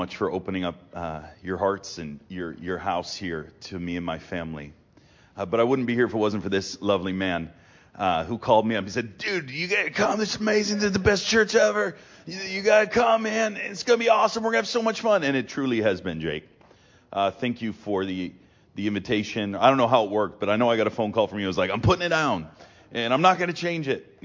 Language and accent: English; Massachusetts, United States; moved away; also born or lived in Pennsylvania; I'm from Massachusetts